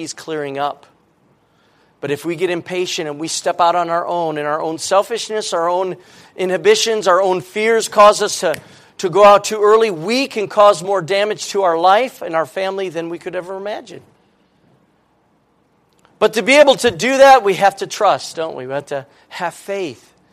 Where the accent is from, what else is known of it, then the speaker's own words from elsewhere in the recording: United States; I live in America, and I'm an American